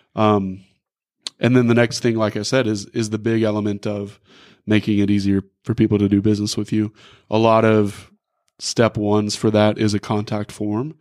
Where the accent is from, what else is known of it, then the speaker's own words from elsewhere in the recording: Rogers, Arkansas, United States; also born or lived in Van Buren, Arkansas; I grew up here in Northwest Arkansas. I went to Rogers High School